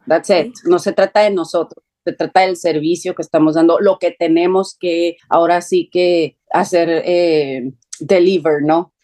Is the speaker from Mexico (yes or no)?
yes; Tijuana, Baja California, Mexico; yo soy de la frontera, soy de Tijuana